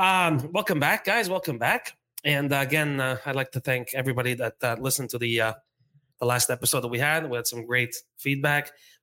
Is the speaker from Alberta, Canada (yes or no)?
no; Montreal, Quebec, Canada; we're from Montreal. We're from Quebec.